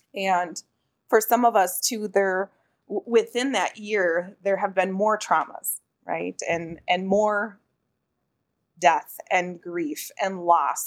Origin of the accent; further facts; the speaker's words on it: Pine County, Minnesota, United States; moved away as an adult; I currently reside in the urban area, but I'm still very much a part of my hometown, which is located in Pine County.